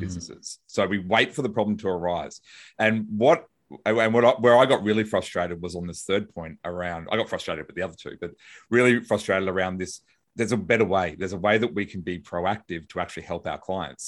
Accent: Brisbane, Queensland, Australia; I'm a lawyer from Brisbane, Australia

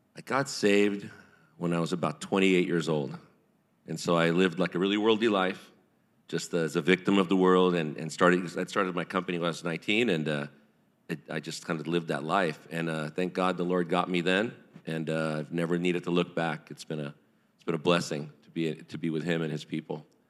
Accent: Orange County, California, United States; also born or lived in New York; lived in Orange County, L A, Buena Park, Orange County my whole life, and, uh, just kind of was raised in this area

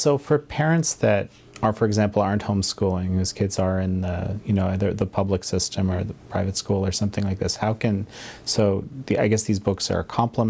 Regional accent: Canada; my home country of Canada

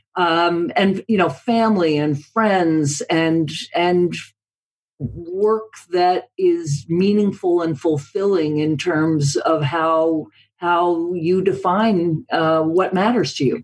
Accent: United States; as an American

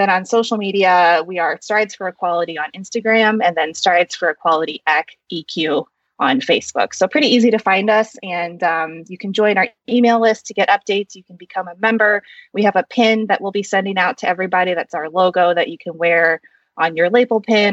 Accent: Midwest, United States; also born or lived in South Korea; I was adopted from South Korea, and I was raised in a white family in the Midwest in a predominantly white suburb.

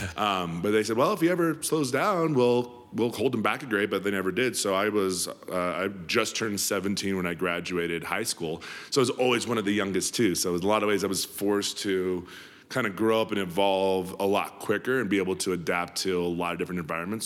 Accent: Denver, Colorado, United States; was born and raised in Denver City

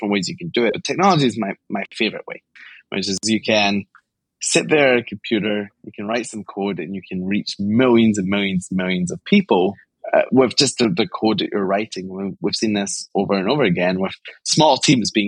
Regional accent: Glasgow, Scotland, United Kingdom; I grew up in Glasgow, Scotland

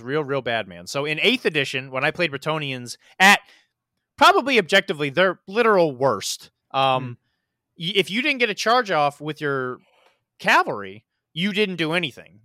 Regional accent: Missouri, United States; now in Florida, United States; I grew up in Missouri

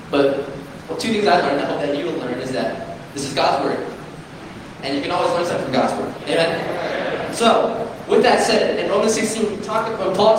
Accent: Glendale, California, United States; moved away as an adult; now in Orange County, United States; I grew up in Glendale with my parents

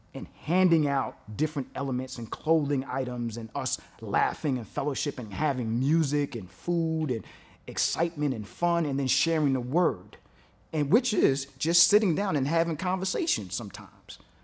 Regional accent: New York City, New York, United States; I'm from Brooklyn

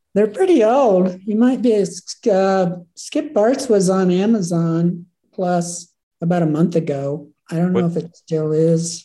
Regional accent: Oklahoma, United States; moved away as an adult; now in Jackson, United States; Grew up in Oklahoma

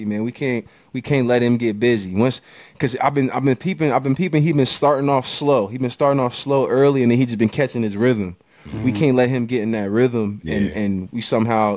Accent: Ohio, United States; I'm not even from Michigan. I'm from Ohio.

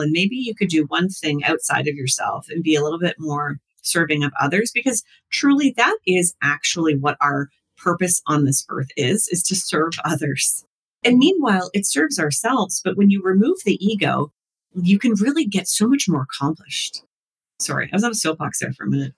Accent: the Maritimes, Canada; moved away; I come from the Maritimes

